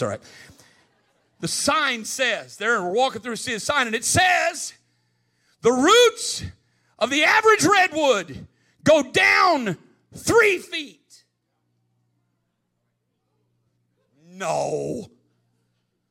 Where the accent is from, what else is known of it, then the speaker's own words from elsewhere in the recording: Midwest, United States; I grew up in the Midwest